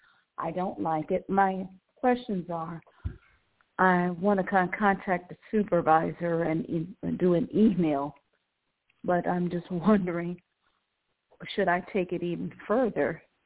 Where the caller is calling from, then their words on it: Cleveland, Ohio, United States; Hi, Ilene. I'm calling from